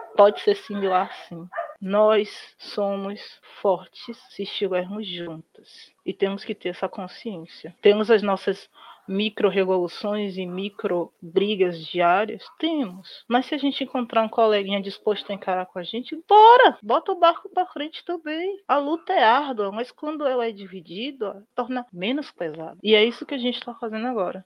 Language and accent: Portuguese; Salvador, Bahia, Brazil; Eu sou de família de interior, mas eu nasci em Salvador o que é um erro, né? Eu queria ter nascido do interior, como todo mundo